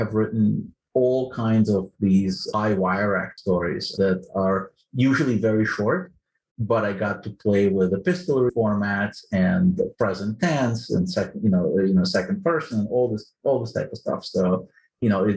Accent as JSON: {"language": "English", "country": "Ukraine", "tie": "born or raised there", "second_language": "English", "moved": "yes", "lives_now": "United States", "said": "I was born in the Soviet Union, and I came to the United States as a refugee in 1991. Didn't speak a word of English"}